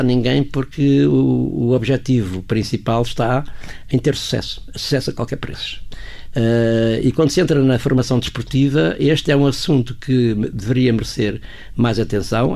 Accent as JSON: {"language": "Portuguese", "country": "Portugal", "said": "como português"}